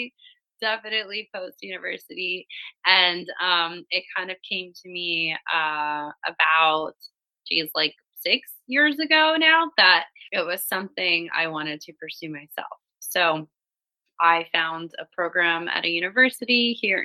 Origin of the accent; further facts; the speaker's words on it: Miami, Florida, United States; moved away as an adult; now in Europe; I grew up in Miami, so very, very sexy, sexualized city, but within a very conservative state